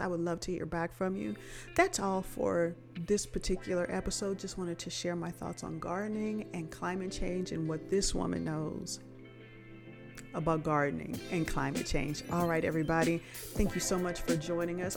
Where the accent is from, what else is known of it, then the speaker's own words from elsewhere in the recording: Los Angeles, California, United States; now in Texas, United States; I'm not native to Texas. I'm originally from Los Angeles